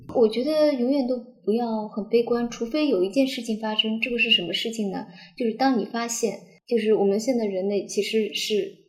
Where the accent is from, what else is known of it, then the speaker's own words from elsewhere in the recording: Shanghai, China; 因为我们家从小是住在上海长乐路